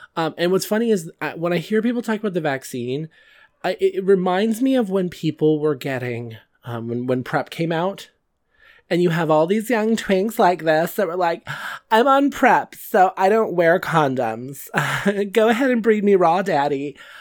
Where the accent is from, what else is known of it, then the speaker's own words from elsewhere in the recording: California, United States; I'm from California